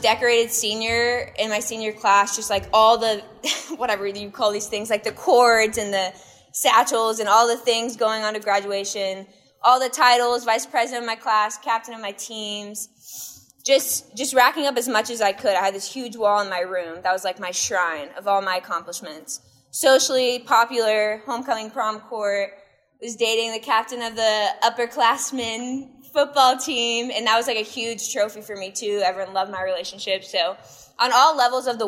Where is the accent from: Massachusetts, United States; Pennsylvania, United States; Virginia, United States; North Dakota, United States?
Virginia, United States; Northern; I grew up in Northern Virginia, which is a very competitive place athletically, academically, and career-wise